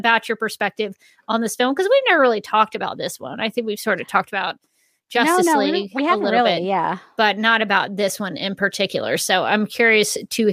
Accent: the South, Southern United States, United States; accent: Southern; my Southern accent

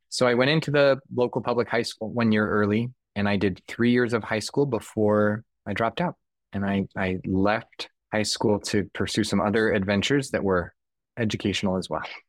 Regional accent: Southern California, United States; moved away as an adult; now in New York, United States; So I grew up in Southern California.

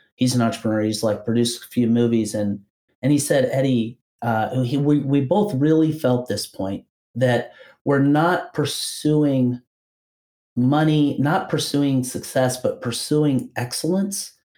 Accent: Kentucky, United States; I'm from Kentucky originally

